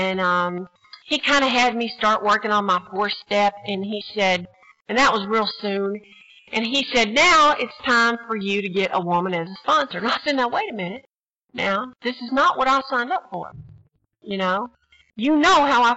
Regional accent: Texas, United States; now in New Jersey, United States; I'm from Texas

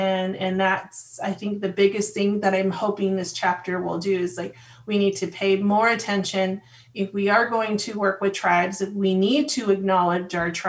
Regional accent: Sipalavi, Arizona, United States; now in Flagstaff, United States; I am Hopi. And I come from the Sun Clan, and I come from the village of Sipalavi out at Hopi Land, Northeast Arizona. And I live and work here in Flagstaff.

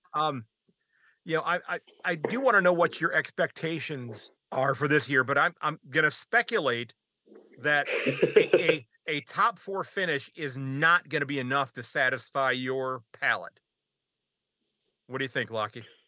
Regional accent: United States; as an American

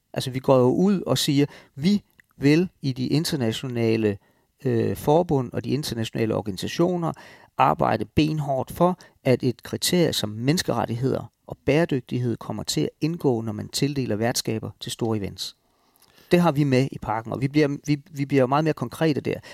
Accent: Denmark; som danskere

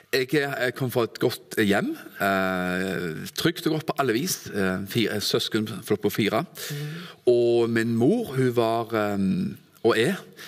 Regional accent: Stavanger, Rogaland, Norway; moved away as an adult; also born or lived in Kvinesdal / Arendal; now in Froland, Norway; Født og oppvokst i Stavanger

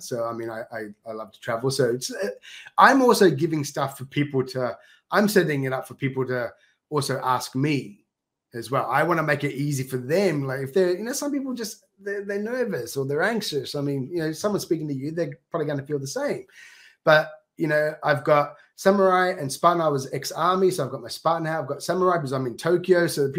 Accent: Australia; accent: Australian; now in Japan; go back to Australia, everyone says, why are you speaking funny? You know, because I've toned down my Australian accent but within like a day, I'm talking Aussie.

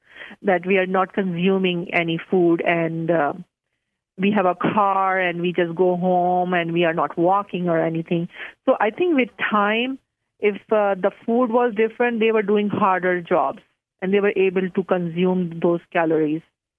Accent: Pakistan; And because I'm from Pakistan, so I love curries.

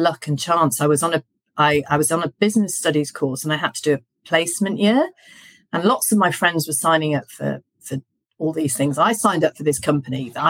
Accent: Yorkshire and the Humber, United Kingdom; I was brought up by farmers in Yorkshire

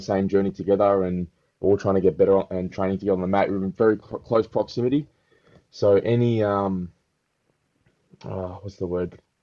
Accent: Melbourne, Victoria, Australia; growing up in Melbourne, which is very diverse

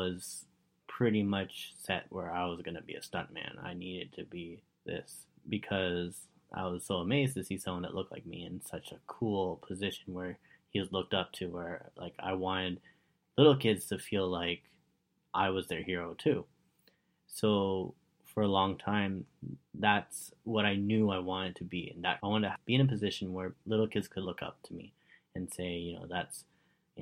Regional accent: Richmond Hill, Ontario, Canada; I grew up in Richmond Hill, and back then it was mainly Italian people living in Richmond Hill.

